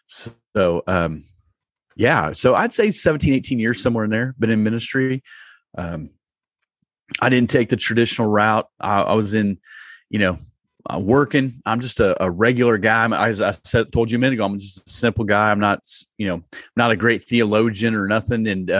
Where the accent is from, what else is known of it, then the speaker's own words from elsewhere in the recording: Iowa, United States; now in Indianapolis, United States; I'm from Iowa, and I'm just a redneck river rat living in a city.